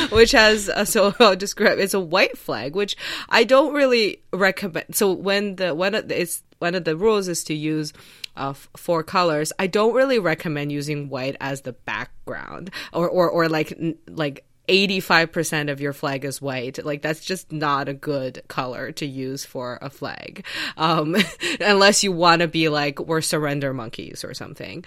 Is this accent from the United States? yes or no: no; China; moved away; when I was a kid, I grew up in China